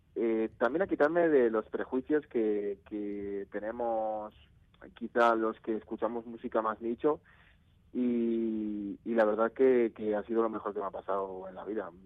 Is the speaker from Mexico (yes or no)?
no; Navarre, Spain; en Pamplona, que yo soy de Navarra